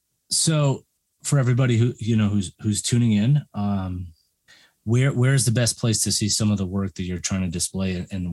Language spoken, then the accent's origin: English; Chicago, Illinois, United States; I'm from Chicago, and my mom and dad actually lived in Pilsen when I was